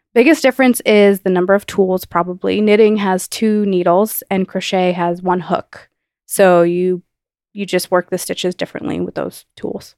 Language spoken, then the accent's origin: English; New Jersey, United States; I grew up in New Jersey